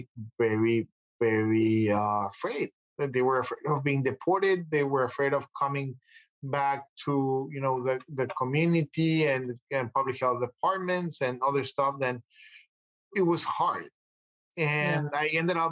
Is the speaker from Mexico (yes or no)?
yes; Mexico; moved away as an adult; now in United States; I'm coming from Mexico. I'm fluent in a couple of languages.